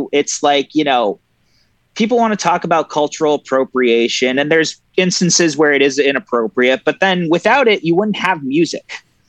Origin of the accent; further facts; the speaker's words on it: Toronto, Ontario, Canada; Born and raised in Toronto.